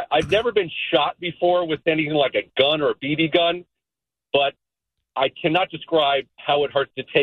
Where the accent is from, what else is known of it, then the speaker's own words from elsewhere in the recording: Tennessee, United States; moved away; I grew up in Tennessee for a while